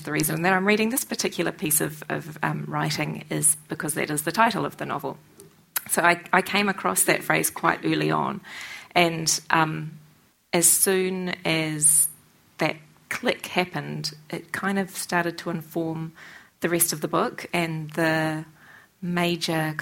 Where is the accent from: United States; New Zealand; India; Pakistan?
New Zealand; I, as a New Zealander